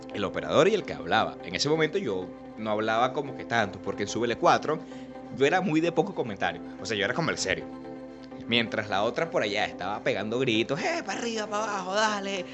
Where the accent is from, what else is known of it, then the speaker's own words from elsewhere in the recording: Puerto Cabello, Carabobo, Venezuela; aquí somos porteños y aquí somos venezolanos